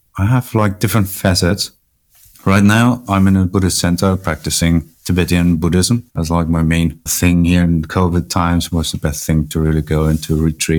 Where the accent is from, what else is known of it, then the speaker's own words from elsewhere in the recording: Germany; My parents are from Chile. I'm from Germany